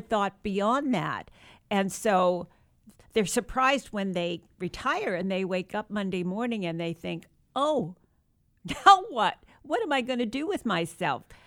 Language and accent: English; New Rochelle, New York, United States; moved away; I was born and raised in New York